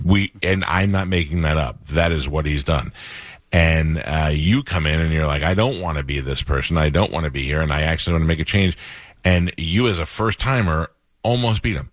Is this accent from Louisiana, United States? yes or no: no; New York, United States; moved away; I grew up in New York